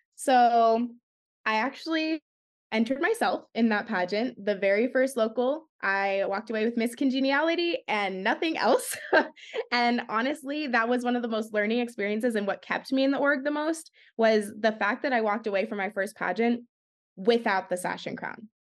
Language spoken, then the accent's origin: English; Arizona, United States; also born or lived in San Jose, California; I live in Arizona. I was originally born and raised in San Jose, California, And I moved here when I was about ten years old, and I call Arizona my home